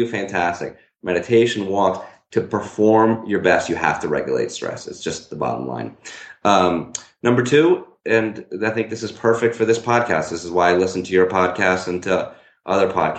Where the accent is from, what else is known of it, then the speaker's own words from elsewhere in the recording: Newtown, Connecticut, United States; my hometown is Newtown, Connecticut